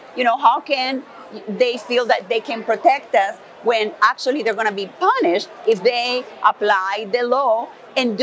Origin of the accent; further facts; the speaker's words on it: Maracaibo, Zulia, Venezuela; moved away as an adult; also born or lived in North Carolina / Tennessee; now in Houston, United States; I was born and raised in Venezuela.